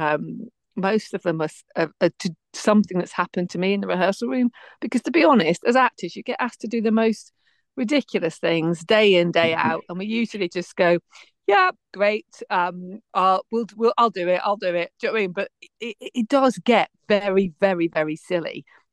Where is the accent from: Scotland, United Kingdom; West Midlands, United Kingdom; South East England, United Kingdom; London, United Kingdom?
West Midlands, United Kingdom; moved away; I'm from the West Midlands originally